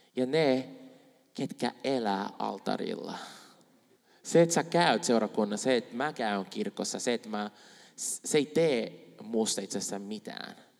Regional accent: Brazil; Finnish is a second language; now in Finland; mä oon Brasiliasta

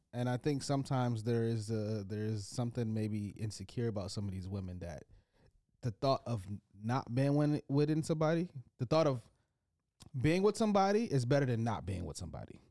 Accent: United States; as an American man.

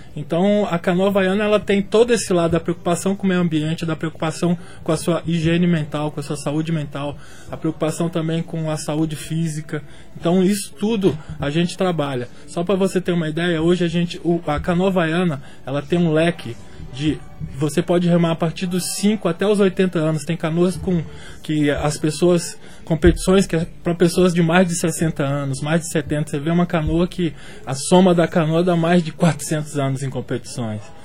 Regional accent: Brasília, Federal District, Brazil; now in João Pessoa, Brazil; eu sou de Brasília

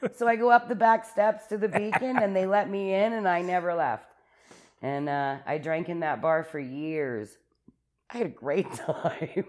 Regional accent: Calgary, Alberta, Canada; I was born in Calgary in the Foothills Hospital

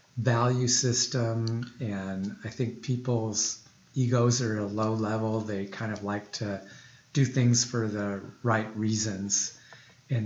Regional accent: Des Moines, Iowa, United States; Actually, I'm very homegrown. I grew up in Des Moines, Iowa.

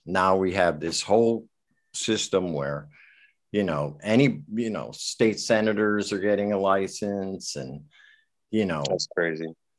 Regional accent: Westport, Connecticut, United States; I grew up in Westport

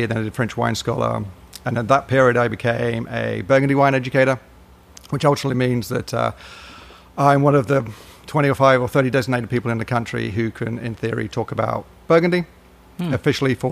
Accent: United Kingdom; accent: British; moved away as an adult; also born or lived in Edinburgh; now in Northwest Arkansas, United States; you can tell by the accent, I'm British

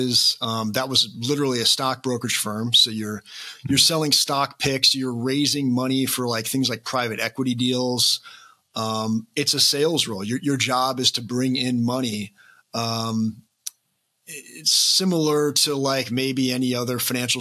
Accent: Iowa, United States; now in Kansas City, United States; I'm from the Midwest. So I grew up in Iowa, I live in Kansas City

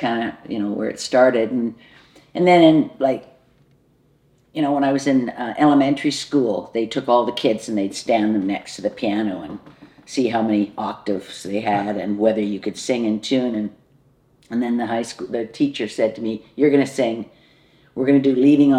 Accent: Victoria, British Columbia, Canada; also born or lived in Winnipeg; I was born here. So I was born out in Belmont Park in the naval housing.

